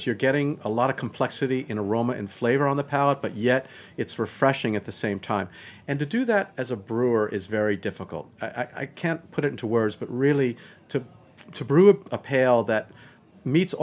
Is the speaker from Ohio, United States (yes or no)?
no; New York City, New York, United States; being a New Yorker. I was born in the city